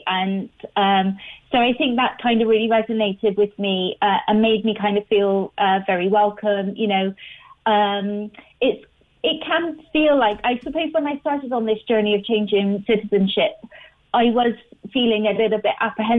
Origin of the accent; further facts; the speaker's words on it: Bristol, South West England, United Kingdom; now in Ireland; after living here for 16 years, when I talk about home, I'm now referring to Ireland and not where I'm from, which is Bristol in the UK. And, you know, I live here. My husband is from here. I have a home here.